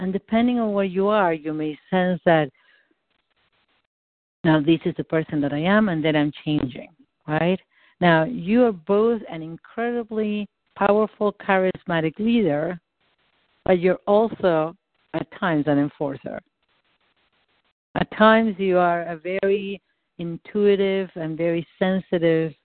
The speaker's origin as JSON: {"language": "English", "country": "Argentina", "first_language": "Spanish", "second_language": "English", "moved": "yes", "said": "I'm not American. I'm from Argentina."}